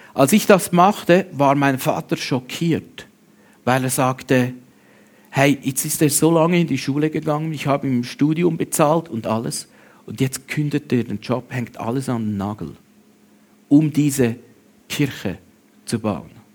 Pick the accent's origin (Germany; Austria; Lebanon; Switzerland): Switzerland; bei uns in der Schweiz